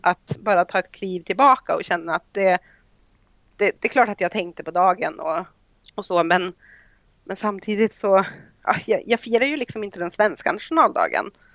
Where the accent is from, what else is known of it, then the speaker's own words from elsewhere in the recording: Idre, Dalarna County, Sweden; moved away as an adult; also born or lived in Germany; now in Ireland; jag kommer från Idre sameby